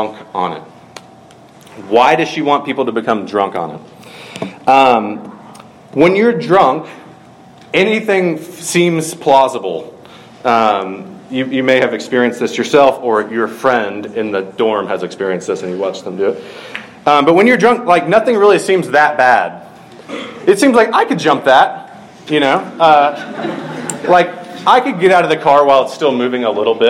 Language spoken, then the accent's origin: English; Georgia, United States; from my home state